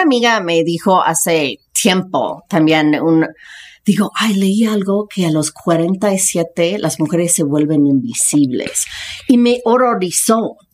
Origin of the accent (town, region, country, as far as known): United States; born or raised there; Spanish is a second language; moved away as an adult; also born or lived in Spain / Washington, D.C.; now in Mexico City, Mexico